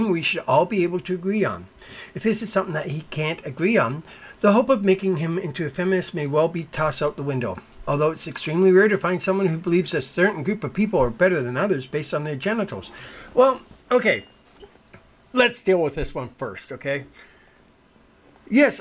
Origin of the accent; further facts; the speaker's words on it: London, United Kingdom; moved away; London, England. That's my hometown. I was born there